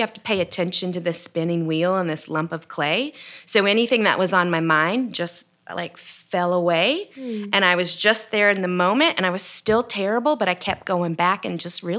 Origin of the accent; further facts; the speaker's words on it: Texas, United States; moved away as an adult; also born or lived in Juarez, Mexico; now in Boone, United States; I grew up in Texas. I lived in the desert